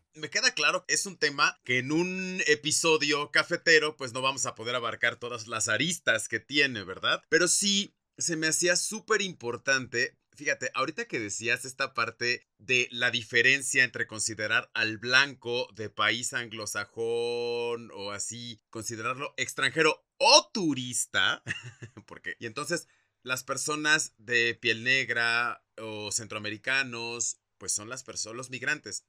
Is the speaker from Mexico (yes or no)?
yes; Mexico; tenemos como mexicanos